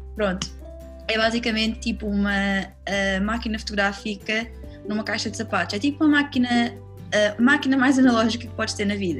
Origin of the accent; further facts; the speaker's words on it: Lisbon, Portugal; also born or lived in London; eu sou lisboeta, vivi cá, tipo, a minha vida inteira